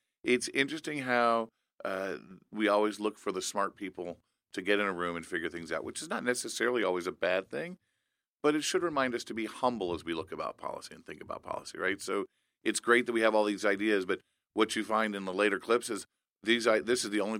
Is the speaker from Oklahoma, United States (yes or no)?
no; Indiana, United States; my home state of Indiana